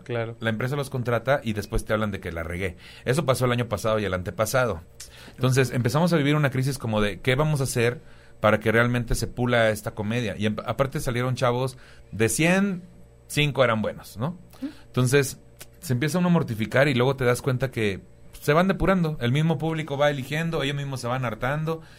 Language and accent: Spanish; Tampico, Tamaulipas, Mexico; moved away as an adult; also born or lived in Cuernavaca / Cancún / Playa del Carmen; now in Mexico City, Mexico; Pues yo soy de Tampico, Tamaulipas, ¿no? Ya llevo, me salí hace muchos años de ahí